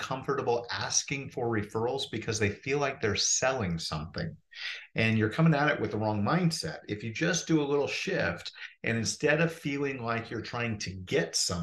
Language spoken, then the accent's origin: English; Portland, Oregon, United States; moved away as an adult; now in Phoenix, United States; I'm from Portland, Oregon originally, and my wife and I decided to move from the rainforest down to the desert